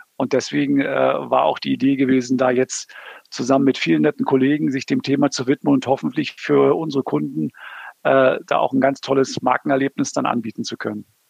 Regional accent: Berlin, Germany; now in Southern Germany; ich komme aus Berlin.

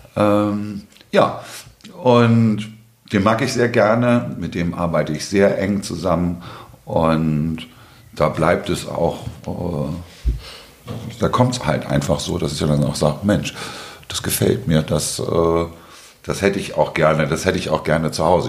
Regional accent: Hamburg, Germany; komme aus Hamburg-Altona, bin hier auch geboren

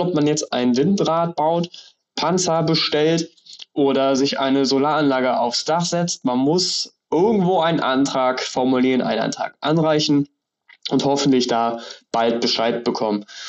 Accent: Rostock area, Mecklenburg-Vorpommern, Germany; Ich bin in Rostock geboren, im Umland aufgewachsen und wohne jetzt auch in Rostock.

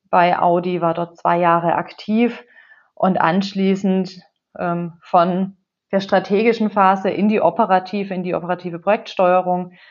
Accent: Baden-Württemberg, Germany; Wo komme ich her? Ähm, wenn wir ganz vorne anfangen, ich bin aufgewachsen in einem kleinen Dorf bei Heilbronn

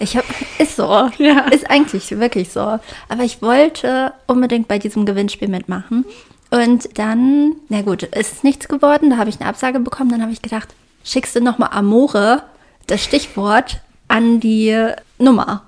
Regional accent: Wolfenbüttel, Lower Saxony, Germany; als ich klein war, gab es bei uns in Wolfenbüttel

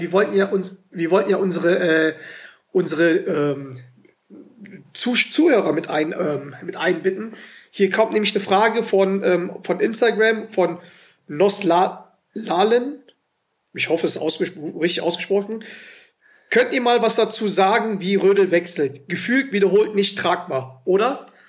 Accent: Germany; wir als, als Deutsche

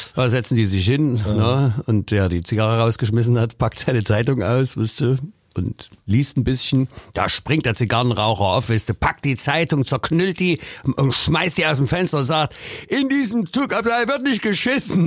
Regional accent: Leipzig, Saxony, Germany; Ich komme aus Leipzig Mitte und nicht aus Mainz

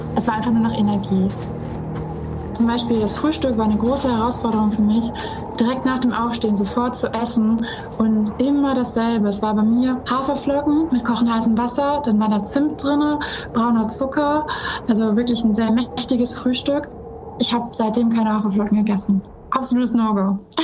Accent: North Sea coast, Germany; ich bin an der Nordsee aufgewachsen

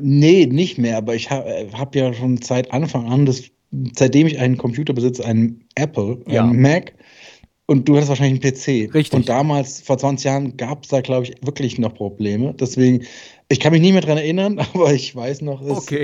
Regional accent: Darmstadt, Hesse, Germany; bei uns in Darmstadt

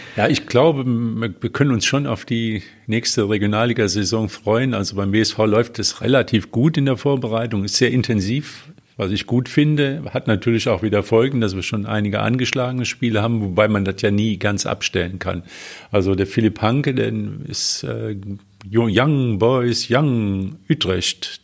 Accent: Westerwald, Rhineland-Palatinate, Germany; moved away; in meiner alten Heimat oder in meiner Heimat im Westerwald

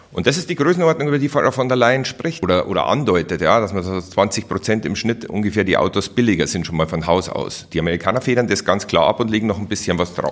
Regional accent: Germany; Bei uns in Deutschland

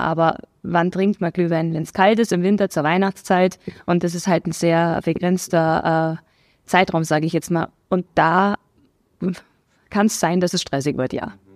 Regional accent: Memmingen, Bavaria, Germany; moved away as an adult; also born or lived in Augsburg; now in Dasing, Germany; ich bin geboren in Memmingen im schönen Allgäu, ähm, bin dort auch zur Schule gegangen

